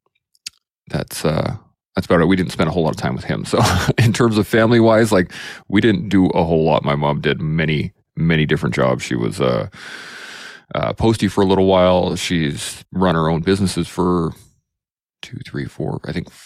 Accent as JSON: {"language": "English", "region": "Alberta", "country": "Canada", "tie": "born or raised there", "also_born_or_lived": "Calgary, Alberta", "said": "But I'm an Alberta boy. I've been born and raised kind of all over Alberta."}